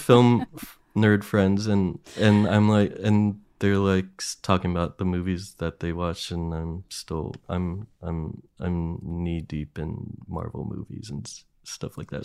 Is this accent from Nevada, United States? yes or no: no; Williamsport, Pennsylvania, United States; my hometown is, like, known for the Little League World Series